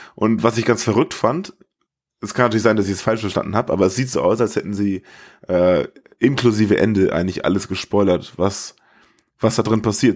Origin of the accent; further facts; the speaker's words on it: Germany; wo ich herkomme, und ich sagte, I'm from Germany